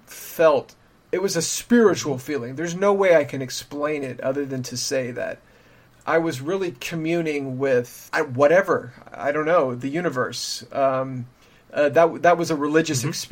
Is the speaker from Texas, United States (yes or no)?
yes; South Texas, United States; as a child growing up in South Texas